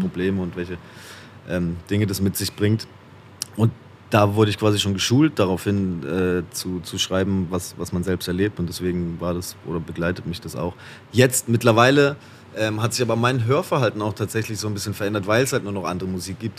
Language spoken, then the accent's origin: German; Haslach im Kinzigtal, Baden-Württemberg, Germany; Wirklich komme ich aus Hassler im Kinzigtal äh, im schönen Schwarzwald äh, in Baden-Württemberg aus Deutschland